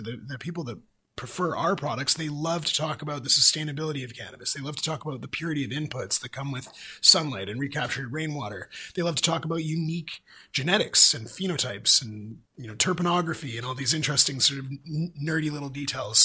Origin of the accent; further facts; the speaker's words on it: British Columbia, Canada; as British Columbians